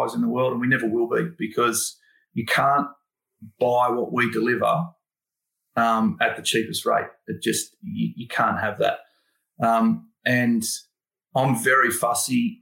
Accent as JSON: {"language": "English", "town": "Sydney", "region": "New South Wales", "country": "Australia", "tie": "born or raised there", "said": "I grew up in Thornley"}